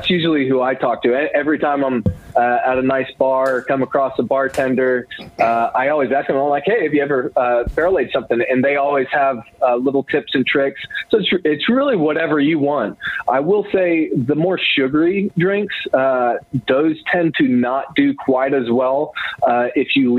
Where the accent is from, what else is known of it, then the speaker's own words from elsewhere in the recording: Knoxville, Tennessee, United States; I'm from Tennessee.